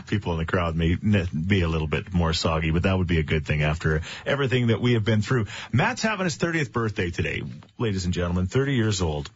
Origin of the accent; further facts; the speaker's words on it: Thorsby, Alberta, Canada; out in Thorsby. Yes, my hometown